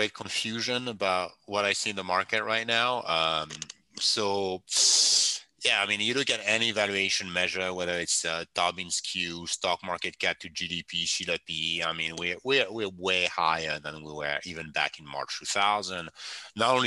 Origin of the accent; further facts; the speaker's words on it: France; English is a second language; moved away as an adult; now in United States; I come from France